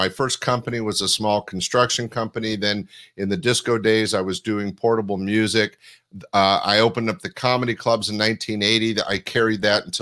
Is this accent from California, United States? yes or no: yes; Northern California, United States; I was born and raised in Northern California